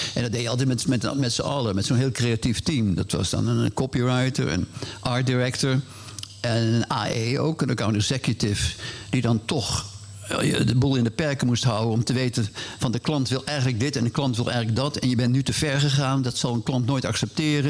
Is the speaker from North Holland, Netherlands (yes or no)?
yes; Hilversum, North Holland, Netherlands; born or raised there; also born or lived in Indonesia / Amersfoort